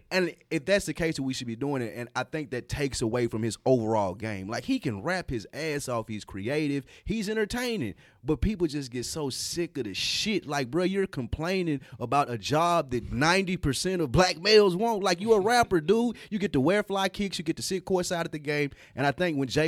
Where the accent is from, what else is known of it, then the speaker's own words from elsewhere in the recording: Nashville, Tennessee, United States; we're from Nashville